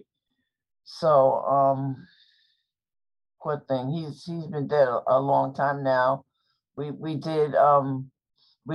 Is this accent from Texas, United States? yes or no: no; New York, United States; I'm from New York